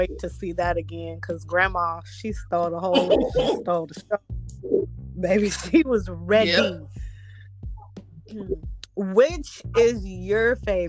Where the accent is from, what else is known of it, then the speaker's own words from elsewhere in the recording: Texas, United States; I'm from Texas.